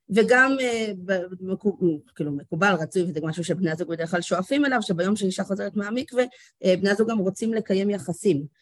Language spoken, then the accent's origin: Hebrew; Karmiel, Northern District, Israel; גדלתי בכרמיאל, בצפון